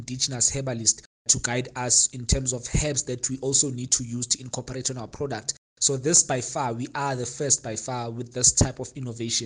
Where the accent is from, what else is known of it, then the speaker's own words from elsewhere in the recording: Katlehong, Gauteng, South Africa; moved away as an adult; now in Soweto, South Africa; I'm from the East Rand, Katlehong, and I had moved to Soweto in 2017. But I was born in Soweto, bred in the East Rand